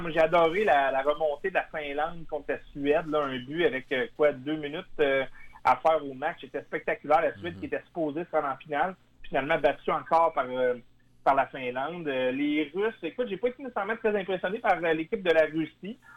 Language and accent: French; Quebec, Canada; je viens de Québec